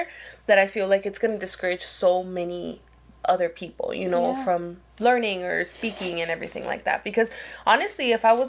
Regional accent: United States; we were raised and born in the United States, so the Spanish we learn is more so, it's two languages put together

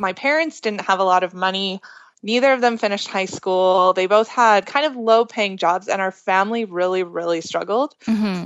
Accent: Alberta, Canada; I'm from Alberta

